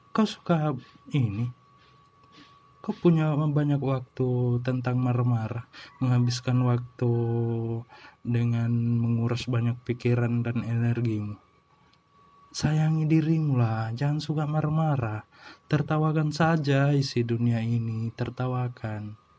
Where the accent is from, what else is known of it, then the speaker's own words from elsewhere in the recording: Indonesia; kita orang Indo